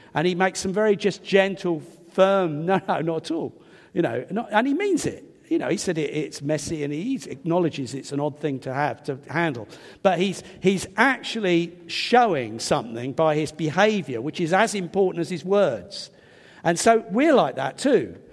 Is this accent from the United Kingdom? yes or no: yes; England, United Kingdom; I'm English